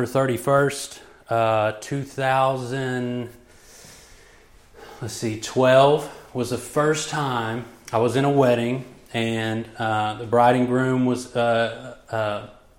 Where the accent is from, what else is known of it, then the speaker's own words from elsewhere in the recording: Joshua, Texas, United States; I hail from Joshua, Texas. I was raised there all my life.